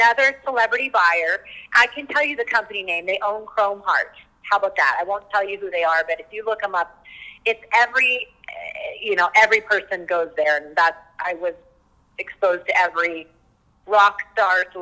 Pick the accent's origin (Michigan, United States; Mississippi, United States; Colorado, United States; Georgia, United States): Colorado, United States; Louisville; moved away as an adult; also born or lived in Beverly Hills, California / Denver, Colorado; I grew up in Louisville, so we moved back